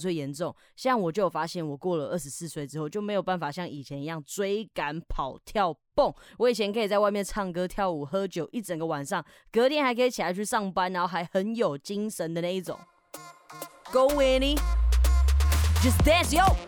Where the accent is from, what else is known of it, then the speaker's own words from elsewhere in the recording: Taiwan; 我们台湾人